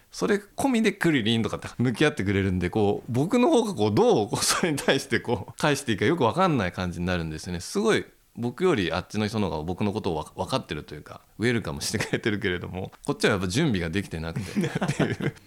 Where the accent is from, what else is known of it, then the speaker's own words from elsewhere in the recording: Tokyo, Japan; also born or lived in Okinawa; 僕の地元十条に昔古本屋が7軒かあって